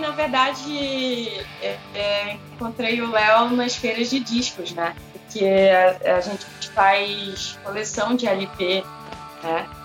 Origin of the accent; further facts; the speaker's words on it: Belém, Pará, Brazil; Eu sou natural de Belém do Pará e eu já conhecia a banda desde lá do Pará.